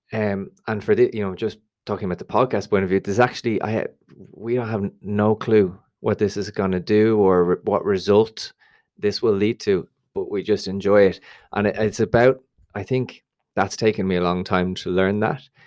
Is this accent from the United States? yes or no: no; Dublin, Leinster, Ireland; I'm obviously from Dublin